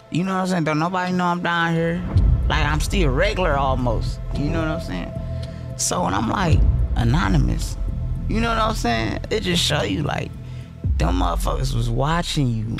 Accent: Detroit, Michigan, United States; now in Atlanta, United States; I'm in Atlanta. I'm from Detroit

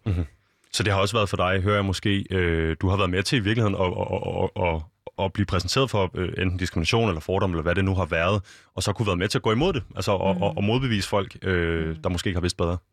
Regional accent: Copenhagen, Capital Region of Denmark, Denmark; jeg er født og opvokset her i København

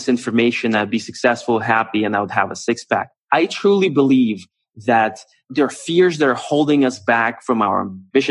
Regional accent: Moscow, Russia; moved away as an adult; also born or lived in United States / California; I grew up in Moscow

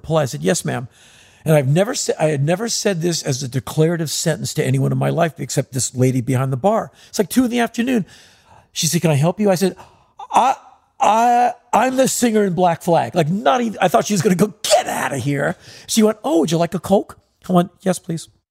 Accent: United States; we're from America

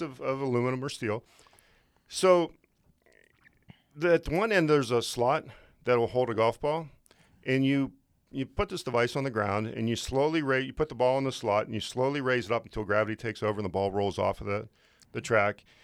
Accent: just outside of Pittsburgh, Pennsylvania, United States; moved away as an adult; also born or lived in Lake Tahoe, California / Florida / Ohio; now in Great Falls, United States; I grew up in Pennsylvania, just outside of Pittsburgh.

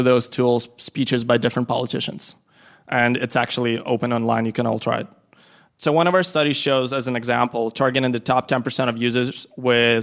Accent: Ukraine; now in New York, United States; I'm originally from Ukraine, now a New Yorker

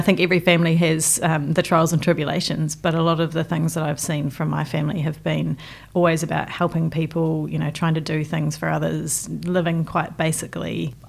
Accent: Invercargill, Southland, New Zealand; moved away as an adult; also born or lived in Christchurch; So I spent my whole childhood down there. I literally came to Christchurch when I came for university. So yeah, my whole family's from either Invercargill or Dunedin.

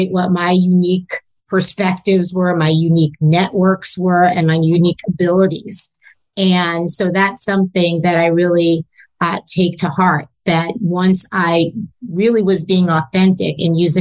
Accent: New York City, New York, United States; growing up in New York, you know, just miles away from Wall Street

